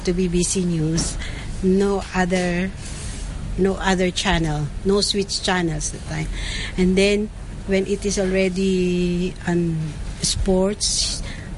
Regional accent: Philippines; moved away as an adult; now in Hong Kong; I'm from the Philippines, and I've been here in Hong Kong for 9 years

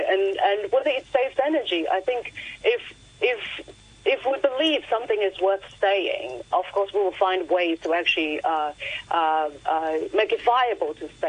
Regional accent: Hong Kong; moved away as an adult; I grew up in the 90s and 80s in Hong Kong. The streets were full of neon. And to me, it was like a sign of home, you know. And then eventually I moved away from Hong Kong

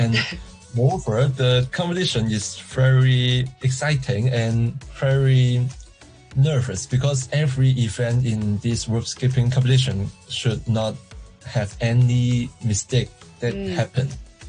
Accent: Hong Kong; I'm an athlete from Hong Kong rope skipping.

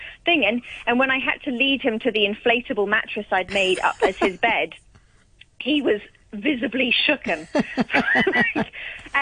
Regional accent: Hong Kong; growing up in Hong Kong

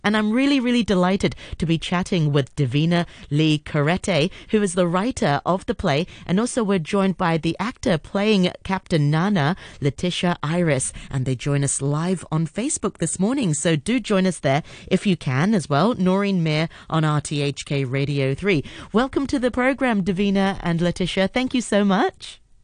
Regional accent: Hong Kong; growing up in Hong Kong

